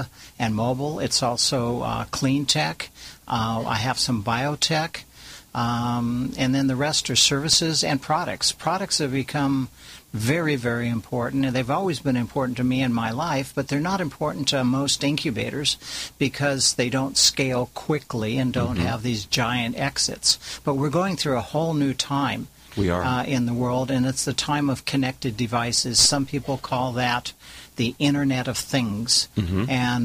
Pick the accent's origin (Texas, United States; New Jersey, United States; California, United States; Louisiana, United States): California, United States; also born or lived in Orange County, California